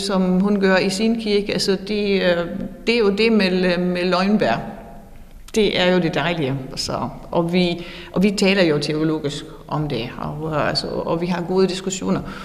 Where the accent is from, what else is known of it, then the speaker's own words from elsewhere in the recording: Northern Germany, Germany; Danish is a second language; moved away as an adult; now in Fredericia, Denmark; jeg kommer fra Nordtyskland oprindeligt